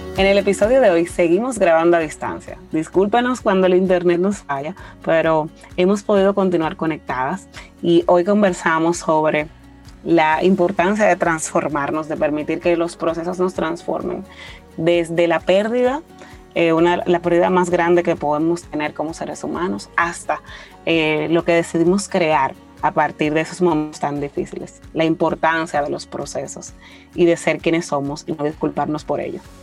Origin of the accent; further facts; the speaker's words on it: Dominican Republic; nosotros como dominicanos